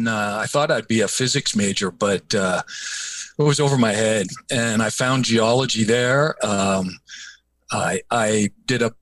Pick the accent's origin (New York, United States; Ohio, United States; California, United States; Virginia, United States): Virginia, United States; East Coast of; I grew up on the East Coast of Virginia